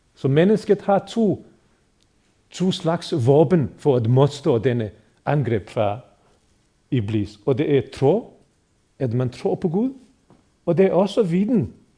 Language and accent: Danish; Bosnia & Herzegovina; now in Denmark; muslimerne i Bosnien, hvor jeg er født og opvokset